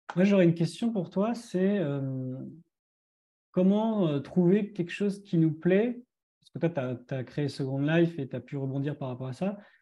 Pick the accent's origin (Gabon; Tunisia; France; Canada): France; chez nous en France